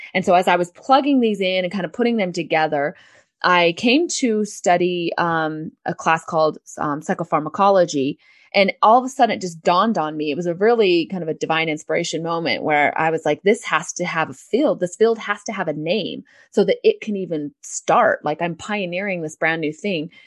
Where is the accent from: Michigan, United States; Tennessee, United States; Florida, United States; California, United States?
California, United States; San Diego; I am from San Diego, California. I was um, raised with a mom who was very into natural health